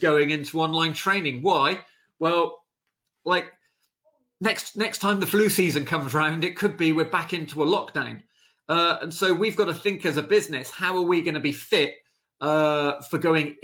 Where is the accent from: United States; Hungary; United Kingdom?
United Kingdom; how we feel as the British